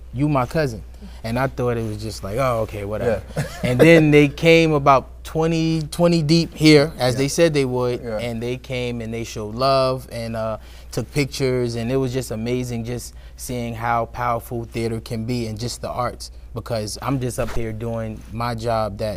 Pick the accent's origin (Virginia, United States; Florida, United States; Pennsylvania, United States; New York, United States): New York, United States; New York City; moved away; I come from Brooklyn, New York originally